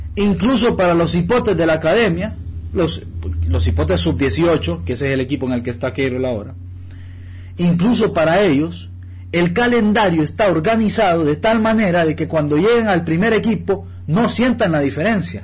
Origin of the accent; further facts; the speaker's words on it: Honduras; Yo como hondureño